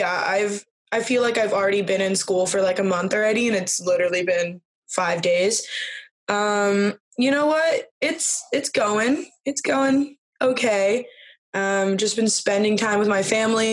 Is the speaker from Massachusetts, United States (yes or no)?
no; Southern California, United States; I'm from Southern California